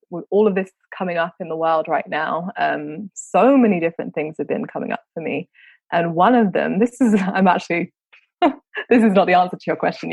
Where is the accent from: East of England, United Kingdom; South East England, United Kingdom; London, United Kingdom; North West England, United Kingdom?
London, United Kingdom; I grew up in London, so London's very, very diverse as a city.